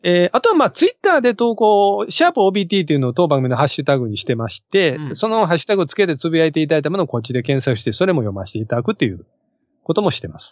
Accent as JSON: {"language": "Japanese", "region": "Osaka", "country": "Japan", "tie": "born or raised there", "said": "私大阪の、大阪生まれの大阪育ち"}